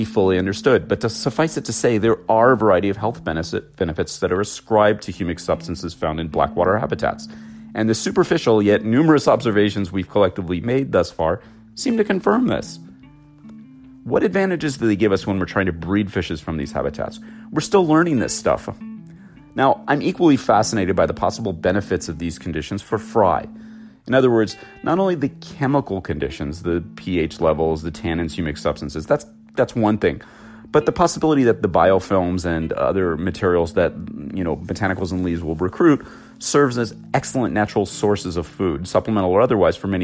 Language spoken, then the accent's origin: English; Los Angeles, California, United States; I'm an LA boy. I was born in Southern California, born and raised here.